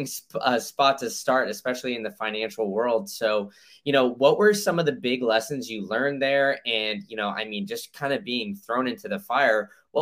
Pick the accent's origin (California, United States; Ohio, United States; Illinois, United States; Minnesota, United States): Illinois, United States; Chicago; I was born in Chicago